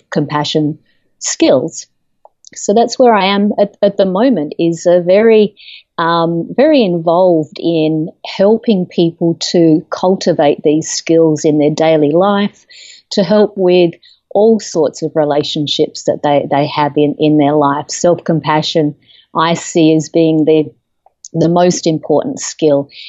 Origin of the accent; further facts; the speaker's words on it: Australia; moved away as an adult; now in United States; I'm originally from Australia. I've lived in the United States for about 13 years